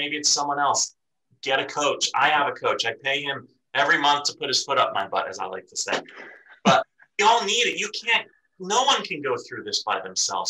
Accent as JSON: {"language": "English", "region": "East Coast", "country": "United States", "tie": "born or raised there", "moved": "yes", "said": "I grew up on the East Coast"}